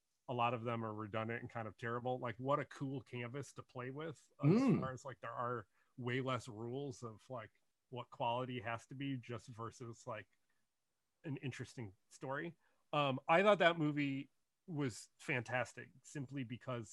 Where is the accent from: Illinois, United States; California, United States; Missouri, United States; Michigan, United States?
Michigan, United States; Detroit; also born or lived in Brooklyn, New York; now in New Jersey, United States; I grew up outside of Detroit, Michigan, originally, in the suburbs